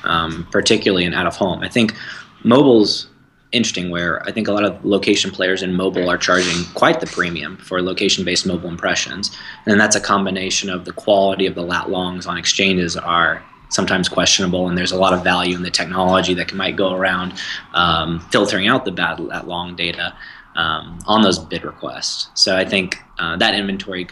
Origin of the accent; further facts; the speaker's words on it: Houston, Texas, United States; I'm from Houston, Texas.